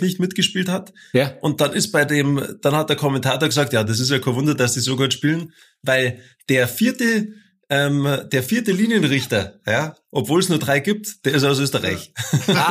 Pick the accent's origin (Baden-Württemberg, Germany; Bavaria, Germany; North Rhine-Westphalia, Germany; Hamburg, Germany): Bavaria, Germany; Der Bernd und ich, wir kommen ja aus Bayern